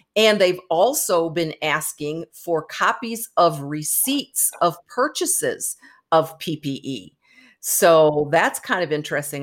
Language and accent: English; Michigan, United States; Michigan, for example, my home state